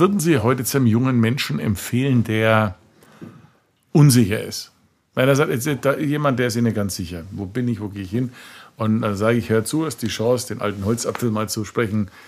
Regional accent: Franconia, Bavaria, Germany; das Leben bei uns in Franken ja Schäufele und Bratwurst

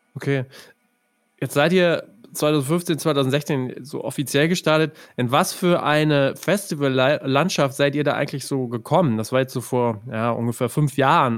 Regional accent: near Ostwestfalen-Lippe, North Rhine-Westphalia, Germany; ich komme ja aus der Nähe von OWL

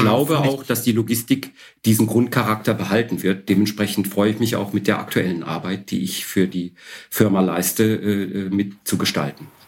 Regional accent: Odesa, Odesa Oblast, Ukraine; now in Karlsruhe, Germany; Ursprünglich bin ich in Odessa geboren, am Schwarzen Meer.

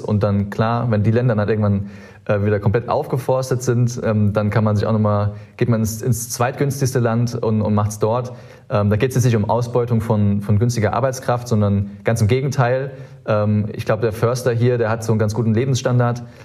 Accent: Saarland, Germany; moved away; ich bin sehr, sehr behütet im Saarland aufgewachsen

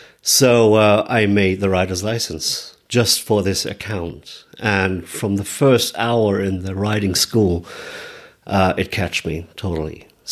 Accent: Munich, Bavaria, Germany; Hello, everybody. … I'm from Munich, Germany

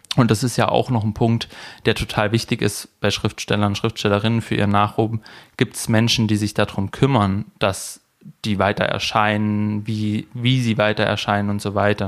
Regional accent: Leinbach / Neckar area, Baden-Württemberg, Germany; born or raised there

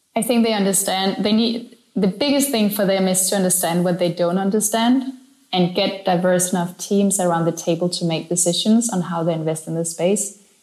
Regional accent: Denmark; now in Berlin, Germany; I'm from Denmark, I'm an immigrant here

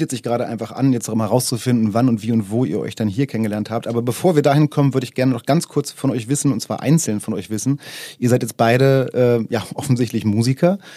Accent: Braunschweig, Lower Saxony, Germany; Und das war in meiner Jugend in Braunschweig, daher komme ich auch

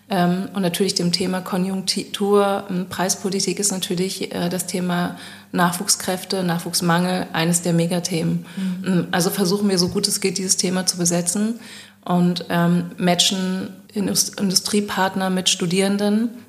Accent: Berlin, Germany; ich bin Berlinerin, was wollt ihr jetzt hier in Düsseldorf von mir?

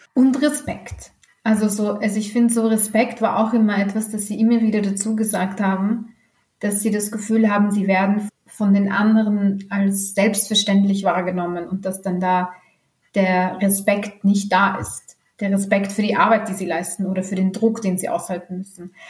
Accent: Austria; hier bei uns in Österreich

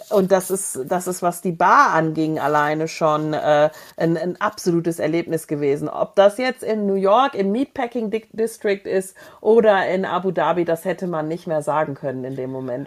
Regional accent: Germany; als Deutscher

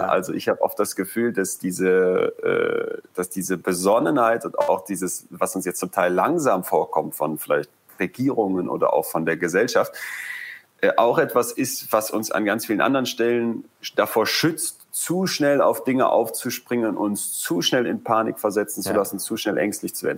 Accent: Germany; bei uns in Deutschland

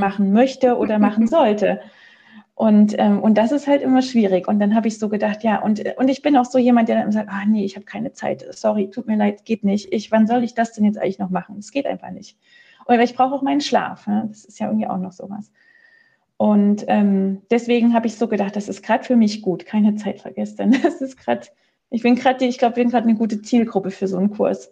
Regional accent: Germany; moved away as an adult; now in Switzerland; ich komme aus Deutschland

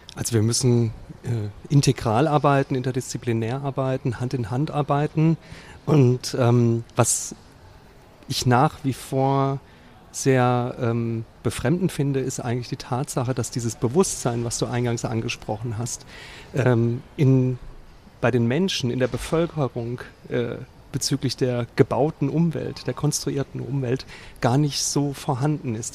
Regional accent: Central Hesse, Germany; Wir sind beide Mittelhessen

